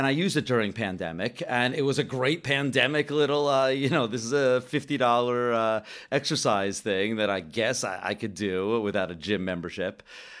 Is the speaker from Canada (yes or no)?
yes; Canada; I am over Canadian.